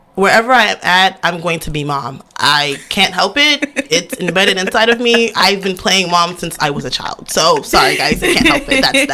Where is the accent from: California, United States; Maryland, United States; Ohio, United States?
Maryland, United States; Baltimore; also born or lived in Imo State, Nigeria; I'm from over East Baltimore. Oh, and then Jesus. We moved to the county.